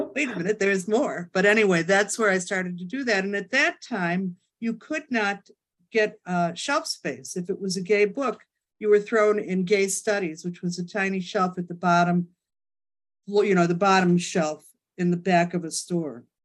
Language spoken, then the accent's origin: English; Chicago, Illinois, United States; moved away as an adult; also born or lived in New York City; now in Hamptons, United States; I'm from Chicago. Moved to uh, New York City the day after my 18th birthday.